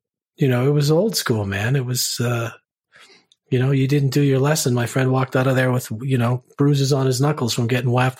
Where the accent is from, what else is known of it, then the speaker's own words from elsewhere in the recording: Vancouver, British Columbia, Canada; moved away as an adult; also born or lived in United States; I grew up in the East End, as we used to call it, which is now East Van / the Drive, so Commercial Drive area